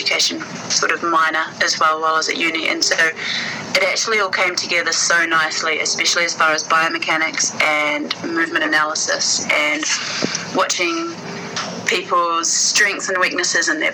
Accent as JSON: {"language": "English", "country": "New Zealand", "also_born_or_lived": "Australia", "said": "I came back from Aussie, moved back home with Mum"}